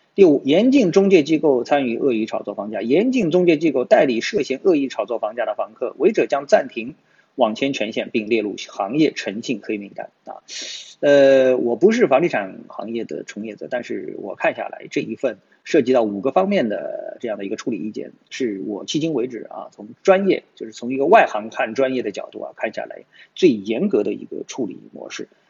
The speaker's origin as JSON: {"language": "Chinese", "country": "China", "said": "我们中国人"}